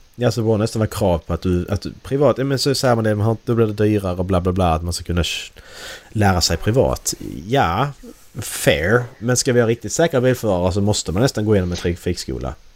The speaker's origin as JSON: {"language": "Swedish", "country": "Sweden", "said": "vårt ledord som svenskar"}